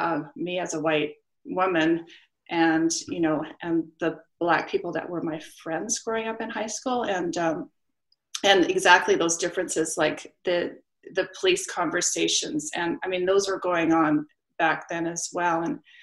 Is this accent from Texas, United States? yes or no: no; Memphis, Tennessee, United States; now in Canada; So I grew up in Memphis in the aftermath of the assassination of Martin Luther King.